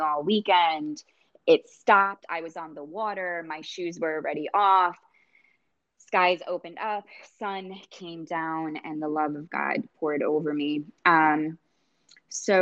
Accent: New York, United States; I'm from New York

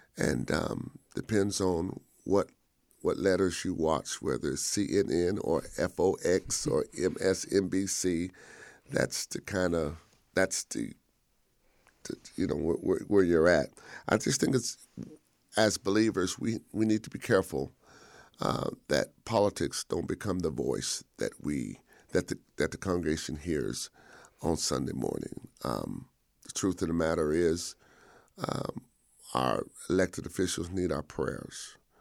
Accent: Modesto, California, United States; moved away as an adult; also born or lived in Selma, Alabama; I was born and raised in Modesto, California

